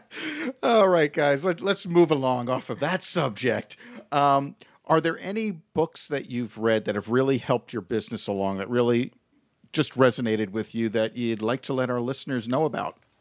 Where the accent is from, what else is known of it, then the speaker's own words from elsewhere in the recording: New York, United States; moved away; we're originally from New York, and I used to work in Manhattan